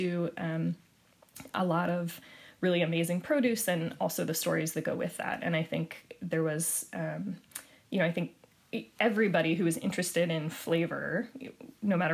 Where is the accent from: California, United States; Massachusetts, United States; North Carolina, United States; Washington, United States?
Washington, United States; Spokane; I grew up in Spokane